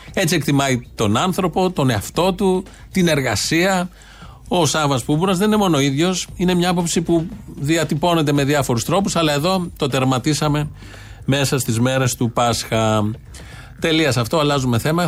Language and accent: Greek; Ilioupoli, Attica, Greece; είναι και η πόλη μου